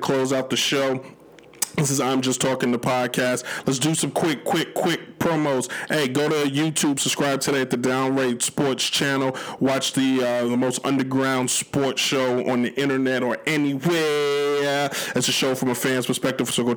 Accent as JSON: {"language": "English", "town": "New York City", "region": "New York", "country": "United States", "tie": "born or raised there", "said": "I am a kid from the Bronx"}